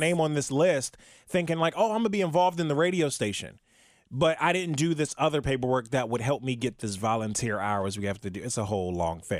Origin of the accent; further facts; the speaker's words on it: Prince George's County, Maryland, United States; now in Cincinnati, United States; I'm originally born and raised from, uh, in Maryland